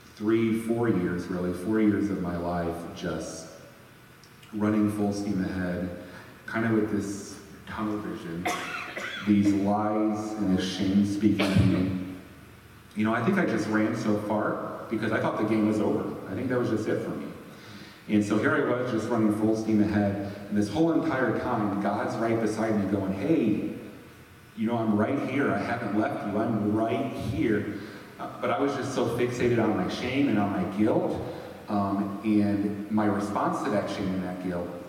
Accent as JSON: {"language": "English", "town": "Sturgis", "region": "Michigan", "country": "United States", "tie": "born or raised there", "also_born_or_lived": "Grand Rapids, Michigan", "moved": "as an adult", "said": "I ended up relocating back to my hometown in Michigan"}